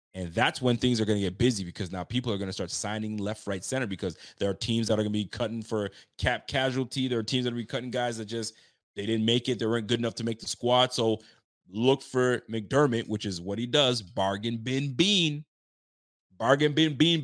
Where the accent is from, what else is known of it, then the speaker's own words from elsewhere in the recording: Ottawa, Ontario, Canada; moved away; my hometown. I'm going back to Ottawa to go visit my mom's and my fam